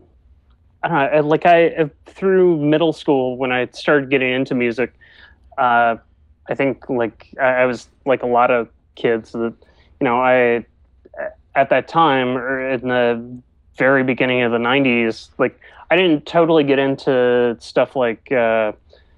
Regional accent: Greensboro, North Carolina, United States; I grew up mostly in Greensboro, which is about an hour or so away from Chapel Hill

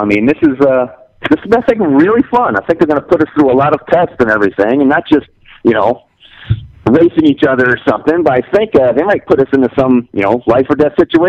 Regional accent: Detroit, Michigan, United States; moved away as an adult; now in New Mexico, United States; I grew up in Detroit, and we moved out here 9 years ago.

